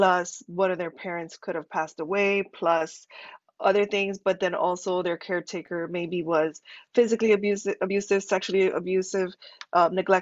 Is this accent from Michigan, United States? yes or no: no; Miami, Florida, United States; moved away as an adult; also born or lived in California / Kansas; now in Miami, United States; I'm from Miami, but I moved away from Miami